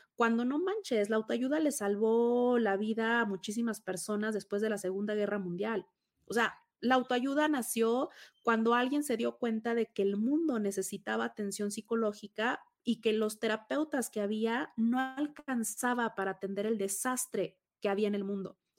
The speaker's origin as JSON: {"language": "Spanish", "region": "Tabasco", "country": "Mexico", "tie": "born or raised there", "moved": "yes"}